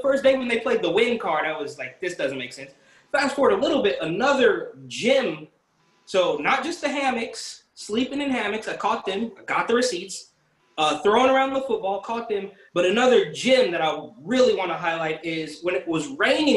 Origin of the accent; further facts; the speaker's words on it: Bay Area, California, United States; now in New York City, United States; I'm from the Bay Area